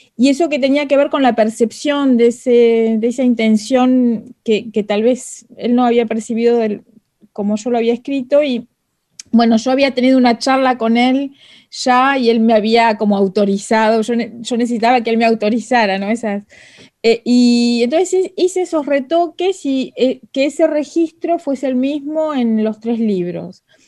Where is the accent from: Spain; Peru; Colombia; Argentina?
Argentina; first language Spanish; now in Paris, France; hace mucho que me fui de Argentina, pero es verdad que es mi lengua materna